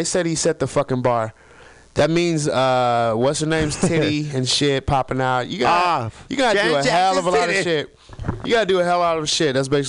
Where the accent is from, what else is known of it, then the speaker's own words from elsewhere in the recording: the South, United States; I'm from the South. We care about one thing, and that is college football, because we fucking rock in the fucking South.